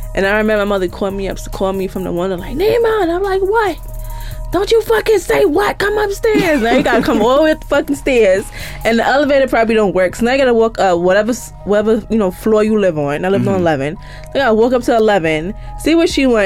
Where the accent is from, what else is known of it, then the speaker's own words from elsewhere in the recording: New York City, New York, United States; also born or lived in Harlem, New York City; I grew up in Van Dyke in Brownsville